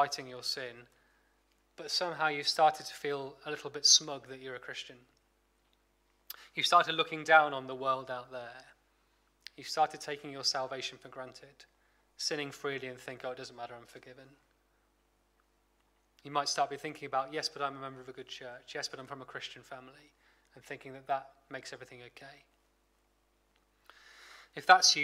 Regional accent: Blackpool, North West England, United Kingdom; I'm from Blackpool

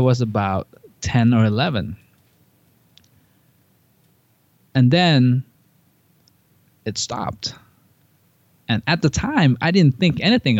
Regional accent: Thailand; moved away; I grew up in Thailand

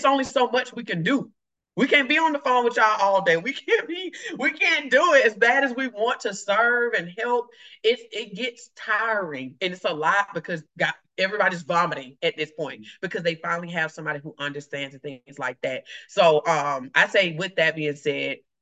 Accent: the South, United States; if I'm from the South, we were taught what happened to your house, stay in your house

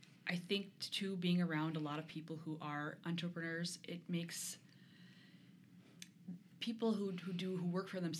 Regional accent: Duluth, Minnesota, United States; also born or lived in Chicago; now in Rochester, United States; I'm from Duluth.

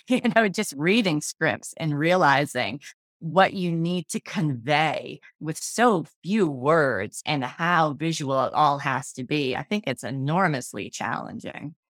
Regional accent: Massachusetts, United States; I was born and raised here

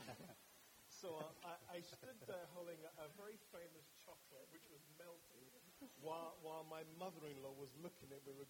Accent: London, United Kingdom; My background is a Catholic boy from North London, from a Nigerian parenting, but raised by my father

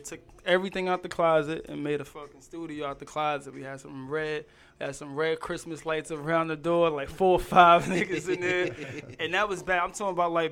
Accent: New York City, New York, United States; also born or lived in Hollis, Queens; I was born in Hollis on Wall, but I grew up in Cambria

